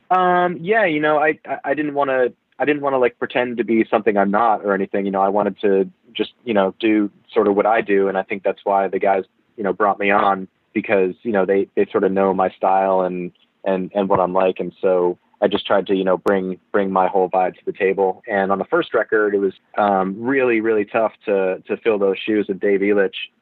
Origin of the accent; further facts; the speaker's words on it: Massachusetts, United States; accent: Massachusetts speak; moved away; I find myself reverting to to Massachusetts speak often.